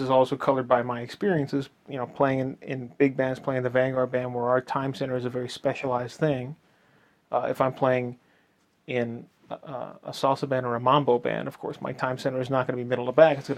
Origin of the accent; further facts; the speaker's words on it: East Coast, United States; because I grew up on the East Coast